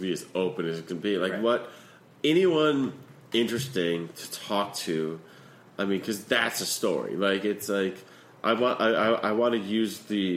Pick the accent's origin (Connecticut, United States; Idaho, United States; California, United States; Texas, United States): Connecticut, United States; moved away; when I grew up in Connecticut